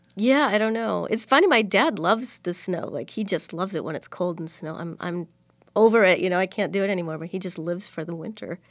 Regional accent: Springfield, Illinois, United States; moved away as an adult; also born or lived in Bloomington-Normal, Illinois / Chicago, Illinois / Seattle; now in Los Angeles, United States; originally I'm from Springfield, Illinois. I grew up there and I left at the age of seventeen to head off to college

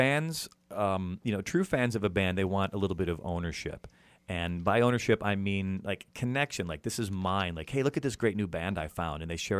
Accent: outside of Chicago, Illinois, United States; I grew up outside of Chicago.

